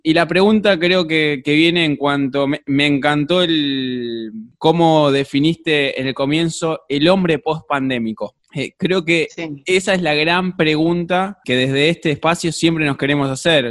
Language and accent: Spanish; Argentina; somos Argentina